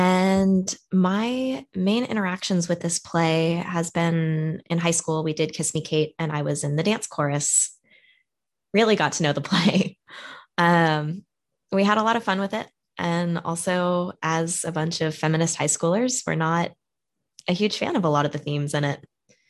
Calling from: New York City, New York, United States; I'm calling in from New York City right now.

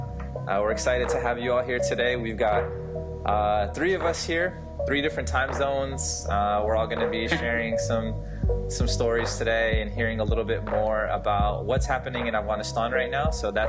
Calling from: Washington, District of Columbia, United States; I'm calling in from Washington, D.C. right now.

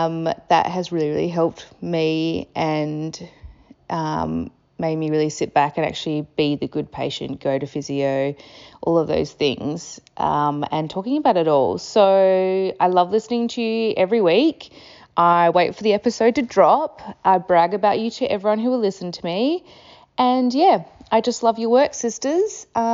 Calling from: Perth, Western Australia, Australia; Where am I listening from? I am listening from Perth in Western Australia, just like yourselves.

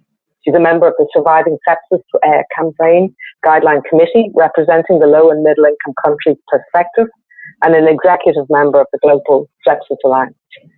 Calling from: Ireland; I'm dialing in from Ireland.

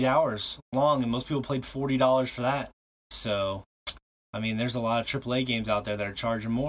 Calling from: Montana, United States; And, of course, I'm broadcasting from Montana.

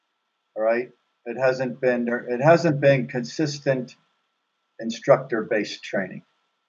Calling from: Wichita, Kansas, United States; Wichita, Kansas.

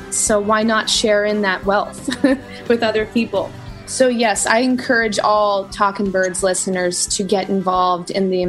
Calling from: Altadena, California, United States; I'm calling from Altadena, California.

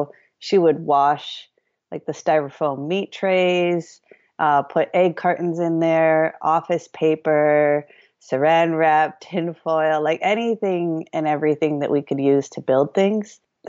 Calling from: Shakopee, Minnesota, United States; Right now I'm in Shakopee, Minnesota. My studio is in Minneapolis and I live in Shakopee, just half an hour south of Minneapolis.

